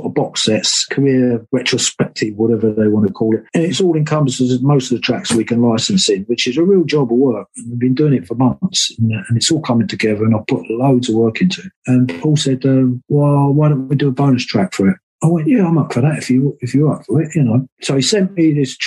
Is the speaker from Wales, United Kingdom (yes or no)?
yes; Wales, United Kingdom; we're Welsh